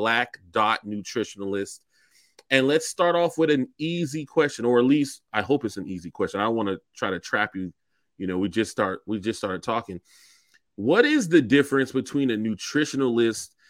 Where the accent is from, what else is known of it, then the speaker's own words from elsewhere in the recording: Charleston, South Carolina, United States; I'm from Charleston. I identify as a Gullah Geechee person